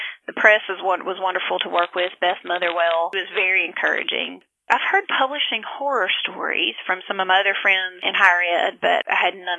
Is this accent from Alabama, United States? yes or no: yes; Talladega, Alabama, United States; moved away as an adult; also born or lived in Marion, Alabama; now in Black Belt, Alabama, United States; I am originally from Talladega. Went to Judson College in Marion and have stayed pretty much in the Black Belt since then.